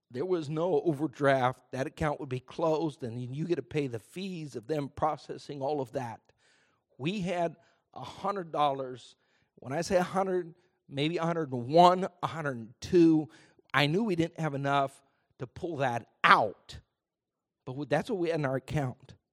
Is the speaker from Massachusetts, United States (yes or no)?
no; Houston, Texas, United States; of here in Houston, Texas. I grew up in a Christian home.